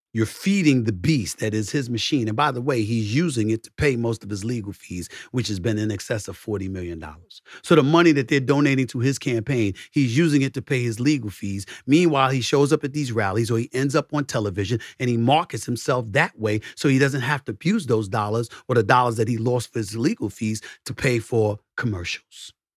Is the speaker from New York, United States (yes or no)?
yes; New York City, New York, United States; I'm from Hollis, Queens